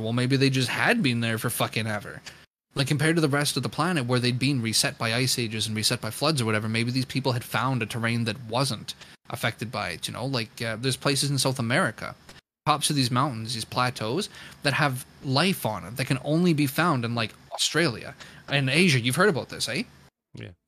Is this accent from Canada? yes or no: yes; Canada; I'm Canadian